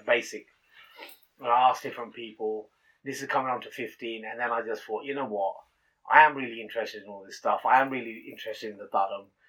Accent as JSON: {"language": "English", "town": "Northampton", "region": "East Midlands", "country": "United Kingdom", "tie": "born or raised there", "said": "I was born here in Northampton, okay. and obviously born to Punjabi Sikh uh, parents"}